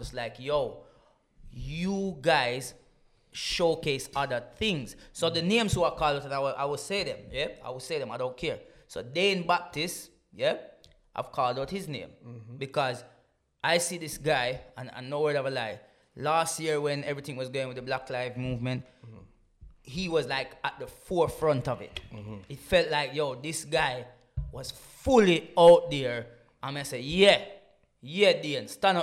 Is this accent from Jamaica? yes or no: yes; Jamaica; now in United Kingdom; I grew up in Jamaica, which is in the Caribbean